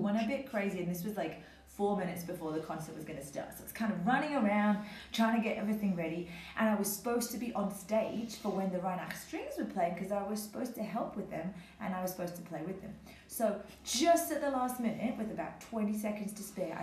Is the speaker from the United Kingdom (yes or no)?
yes; London, United Kingdom; moved away; I'm originally from London, in England